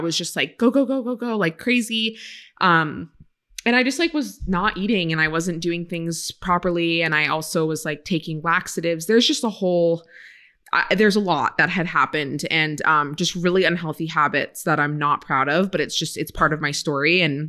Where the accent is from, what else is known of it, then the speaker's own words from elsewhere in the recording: Maine, United States; now in California, United States; So I grew up in Maine. And it's just so funny now being in California and out west for all these years, everyone's reaction is like, I've never met anyone from Maine